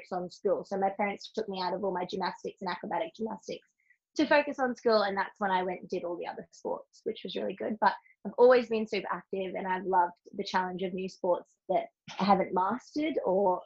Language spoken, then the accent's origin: English; Australia; also born or lived in Brisbane; I'm from Australia. I live in Australia in beautiful Brisbane.